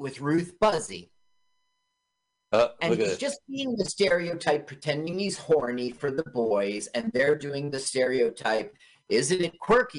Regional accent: Los Angeles, California, United States; I grew up in Los Angeles.

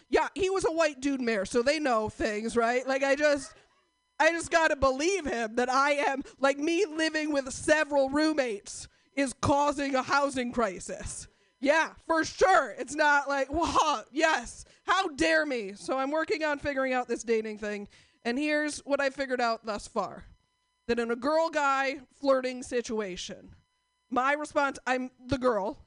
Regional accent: Portland, United States; I am from Portland

